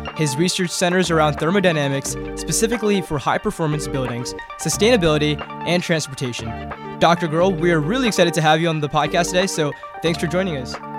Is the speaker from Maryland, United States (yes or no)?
yes; Maryland, United States; I'm from Maryland